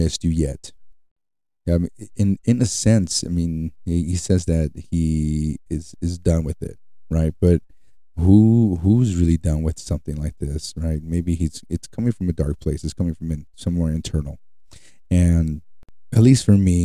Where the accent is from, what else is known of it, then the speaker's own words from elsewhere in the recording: United States; I'm from Utah or California. I'm from the U.S.